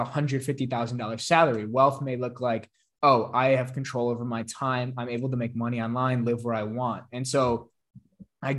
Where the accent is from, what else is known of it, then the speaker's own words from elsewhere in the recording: Chicago, Illinois, United States; I'm from Chicago